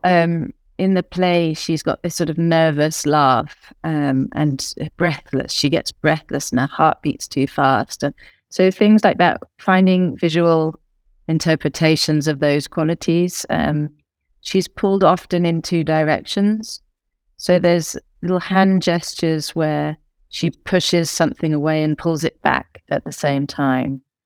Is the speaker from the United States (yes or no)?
no; United Kingdom; I'm British